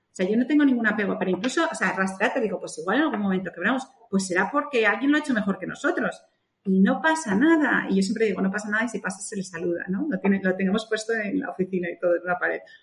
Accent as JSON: {"language": "Spanish", "country": "Spain", "moved": "yes", "said": "cuando llegué a España, otra vez, en mi país, que estaba cómoda"}